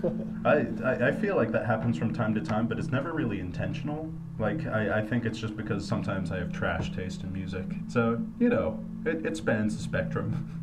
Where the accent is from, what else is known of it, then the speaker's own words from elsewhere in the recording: Denver, Colorado, United States; moved away as an adult; also born or lived in Australia / Boston; I'm originally from Australia, grew up in Denver, and went to school in Boston